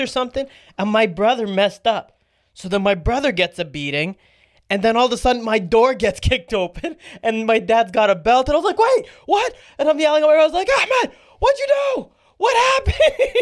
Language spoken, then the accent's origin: English; Canada; We grew up in Canada.